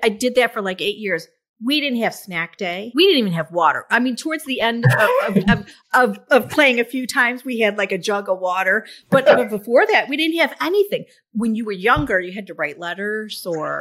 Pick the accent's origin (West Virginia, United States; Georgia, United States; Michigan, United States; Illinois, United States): Michigan, United States; Birmingham; you and I grew up in Birmingham, Michigan